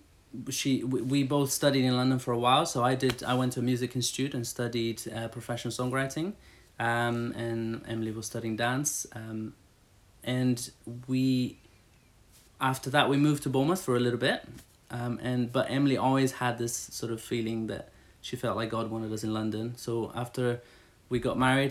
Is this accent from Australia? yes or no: no; Brazil; moved away; I grew up in Brazil.